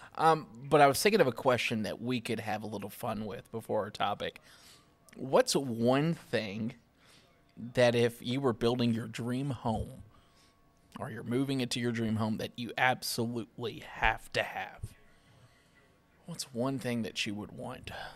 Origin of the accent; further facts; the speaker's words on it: Kentucky, United States; now in Grand Strand, South Carolina, United States; I'm from Kentucky